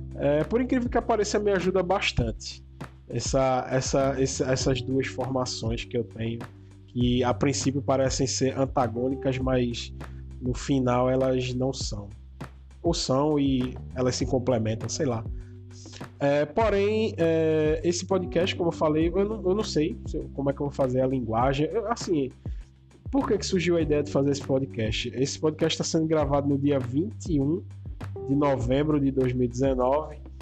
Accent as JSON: {"language": "Portuguese", "town": "Vitória de Santo Antão", "region": "Pernambuco", "country": "Brazil", "said": "Eu sou de Vitória de Santo Antônio, que fica mais ou menos aí uns 50 quilômetros da, de Recife"}